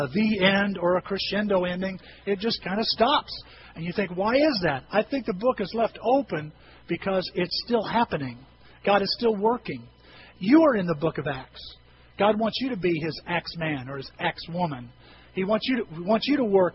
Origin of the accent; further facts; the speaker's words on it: Bone Gap, Illinois, United States; I know I'm going to be back in near my hometown. I'm going to be back in Bone Gap here this afternoon